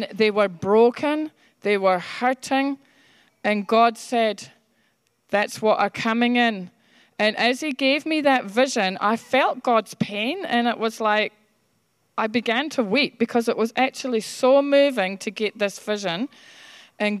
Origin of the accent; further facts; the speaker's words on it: Scotland, United Kingdom; moved away; I was brought up in Scotland